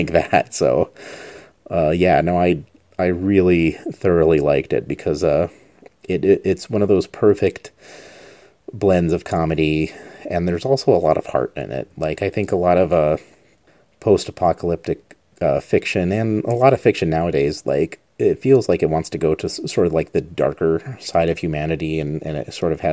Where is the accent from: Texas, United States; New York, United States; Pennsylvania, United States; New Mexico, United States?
New Mexico, United States; Albuquerque; moved away; my hometown of Albuquerque